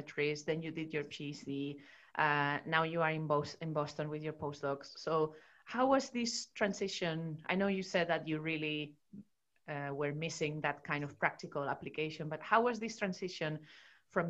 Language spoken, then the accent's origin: English; Spain; moved away; I did all my education in Spain. In my home country.